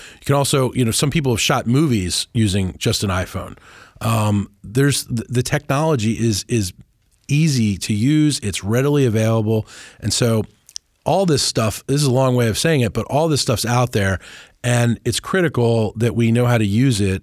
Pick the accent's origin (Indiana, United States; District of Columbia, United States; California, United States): District of Columbia, United States; Washington; also born or lived in New Orleans; I grew up in the Washington and D C area